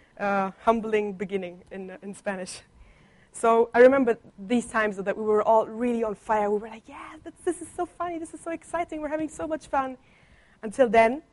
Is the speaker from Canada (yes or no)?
no; Germany; first language Italian and German; English is a second language; moved away; I grew up in Germany, in an Italian family.